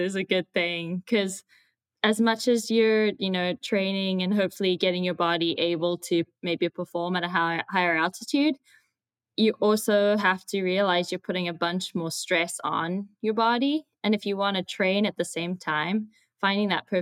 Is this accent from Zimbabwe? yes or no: yes; Zimbabwe; moved away as an adult; now in United States; I am from Zimbabwe.